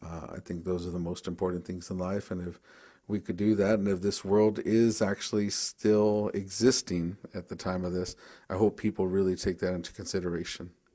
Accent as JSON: {"language": "English", "town": "Tucson", "region": "Arizona", "country": "United States", "said": "I'm from the Pascuayaki tribe. in Southern Arizona, Tucson, Arizona"}